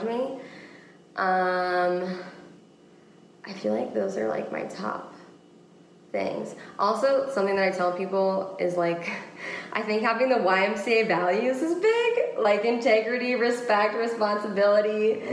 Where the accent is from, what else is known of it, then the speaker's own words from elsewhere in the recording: Washington, United States; moved away as an adult; now in Florida, United States; I grew up in Washington State.